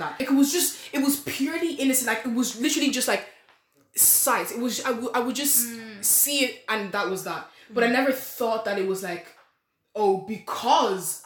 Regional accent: Ireland; accent: Irish; I was born in the country. My mother gave birth to me on this land

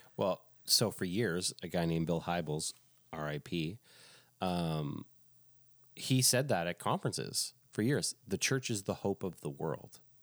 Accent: Quebec, Canada; it reminded me of growing up in Quebec

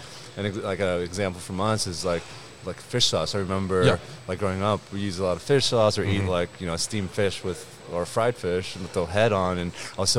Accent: Texas, United States; also born or lived in Vietnam; we grew up in Texas, right? I was 5 when I came here

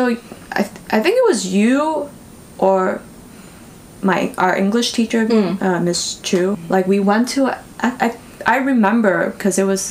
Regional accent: United States; me and you, we grew up in Chinatown

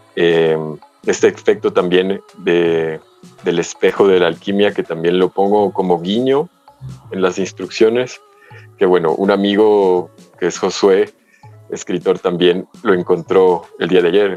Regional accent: United States; moved away; yo crecí en Estados Unidos

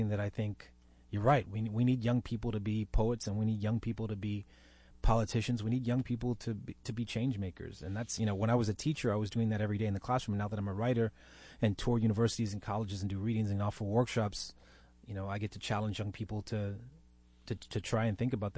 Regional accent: Dallas, Texas, United States; they ended up in Dallas, and that's where I was actually born and raised.

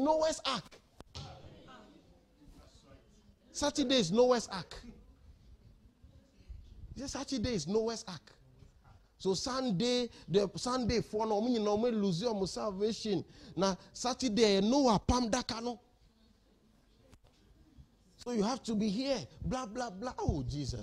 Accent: Ghana; We are from Ghana

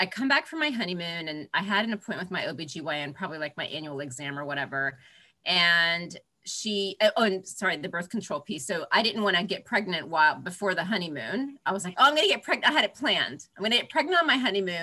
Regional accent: Florida, United States; now in Manhattan, United States; I grew up in Florida

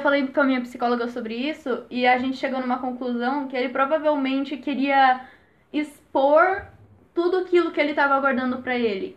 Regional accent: Jundiaí, São Paulo, Brazil; eu tenho 9 anos, sou de Jundiaí

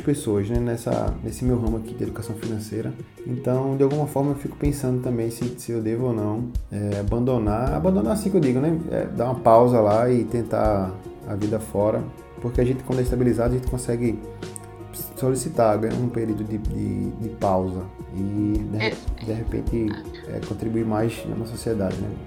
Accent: Recife, Pernambuco, Brazil; sou de Recife

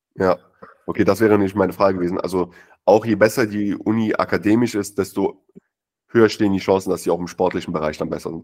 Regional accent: Germany; bei uns in Deutschland

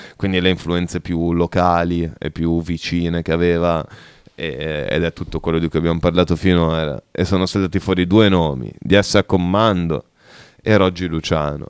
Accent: Bologna, Emilia-Romagna, Italy; siamo di Bologna, mm, più o meno periferici

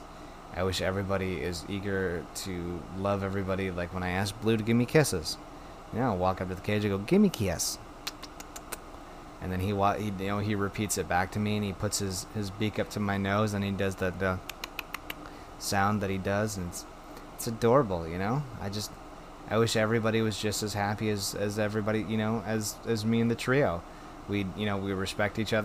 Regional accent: Wisconsin, United States; my home state of Wisconsin

